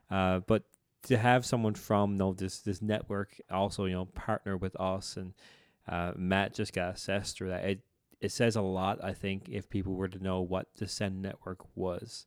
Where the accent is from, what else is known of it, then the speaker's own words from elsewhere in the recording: Newfoundland and Labrador, Canada; I'm from here, but they'll know very quickly I'm from the Bay